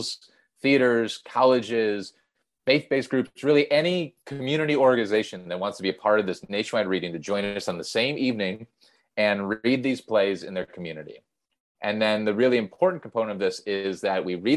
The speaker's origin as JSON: {"language": "English", "town": "Milwaukee", "region": "Wisconsin", "country": "United States", "tie": "born or raised there", "said": "we grew up in Milwaukee, Wisconsin"}